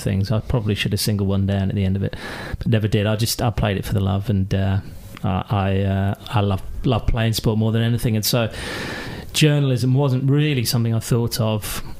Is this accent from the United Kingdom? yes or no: yes; Maidenhead, South East England, United Kingdom; also born or lived in Glasgow; I grew up uh, just outside uh, London, west of London, in uh, Royal Berkshire, in Maidenhead